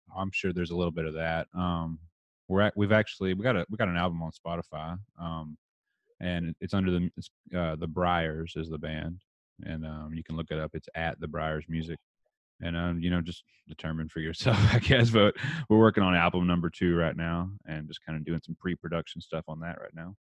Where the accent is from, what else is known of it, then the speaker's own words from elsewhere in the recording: Texas, United States; accent: redneck; I'm from Texas